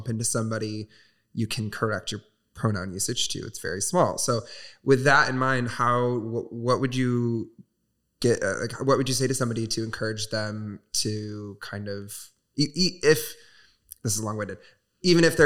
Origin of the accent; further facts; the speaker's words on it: Southwest Michigan, United States; moved away; my hometown, which is Southwest Michigan. Very small, very religious